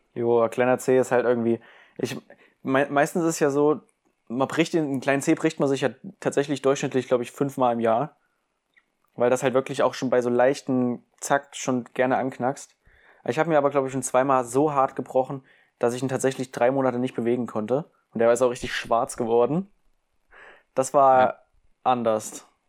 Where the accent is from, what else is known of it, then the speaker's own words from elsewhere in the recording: Germany; ich bin ein richtiger Deutscher